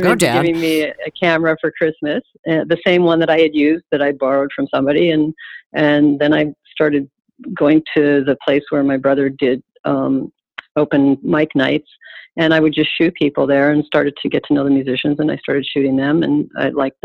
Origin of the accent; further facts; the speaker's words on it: Calgary, Alberta, Canada; moved away as an adult; also born or lived in Toronto; now in New York, United States; I left Toronto and I stopped in my hometown of Calgary